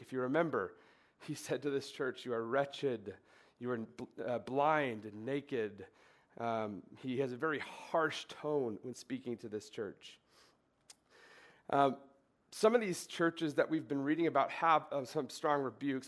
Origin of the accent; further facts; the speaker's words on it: Minnesota, United States; I grew up in Minnesota